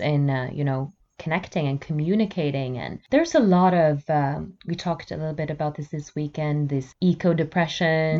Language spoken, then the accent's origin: English; Bergen, Vestland, Norway; also born or lived in Oslo; my hometown on the west coast, Bergen